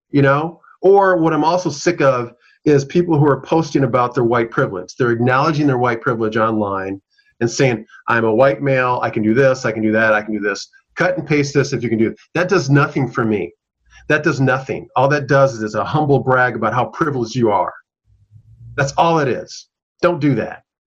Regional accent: Minneapolis, Minnesota, United States; I'm a South Minneapolis native. I was born and raised in South Minneapolis.

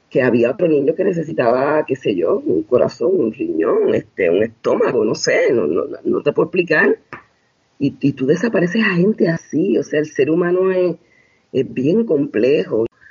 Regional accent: Puerto Rico; yo soy de Puerto Rico

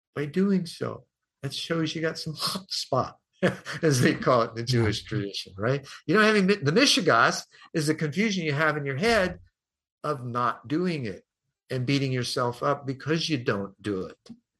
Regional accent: United States; I'm from America

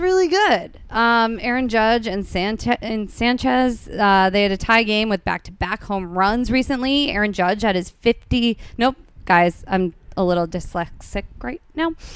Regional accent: New Jersey, United States; now in Los Angeles, United States; I'm from New Jersey, and like going to New York Giants games was like the only thing you did on Sundays

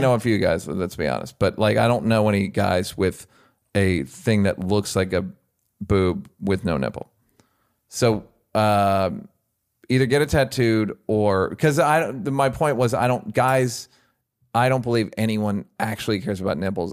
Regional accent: United States; I'm an American

